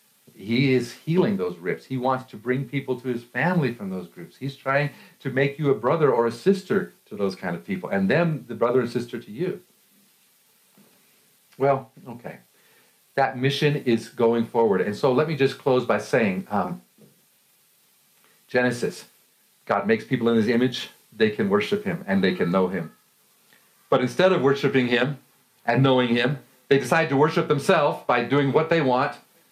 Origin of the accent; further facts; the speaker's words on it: Colorado, United States; You know, I'm from Colorado, and I love mountains.